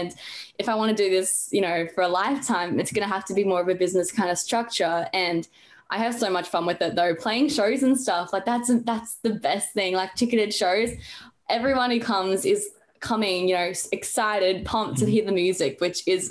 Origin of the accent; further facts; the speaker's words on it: Brisbane, Queensland, Australia; also born or lived in Gold Coast; I was born in Brisbane. I live on the Gold Coast. So been here for all 16 years of my life.